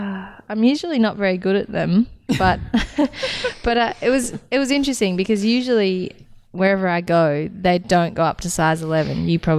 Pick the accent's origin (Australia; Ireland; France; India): Australia; outside of Wangaratta, Victoria; growing up outside of Wangaratta